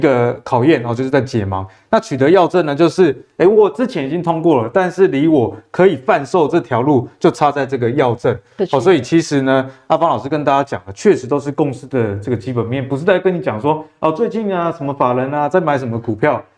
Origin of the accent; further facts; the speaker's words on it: Taiwan; 我们台湾人